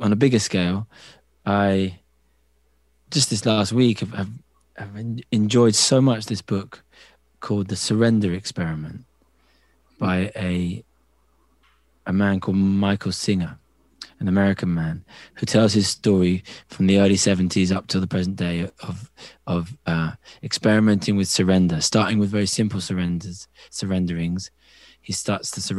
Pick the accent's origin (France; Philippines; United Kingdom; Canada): United Kingdom; Cambridge, East of England; moved away; I grew up in Cambridge in England, the university town